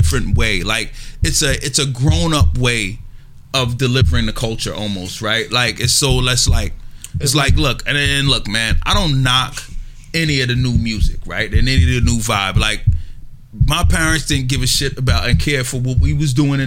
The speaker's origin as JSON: {"language": "English", "town": "New York City", "region": "New York", "country": "United States", "tie": "born or raised there", "said": "I'm from Corona. Like, I went to IS-61"}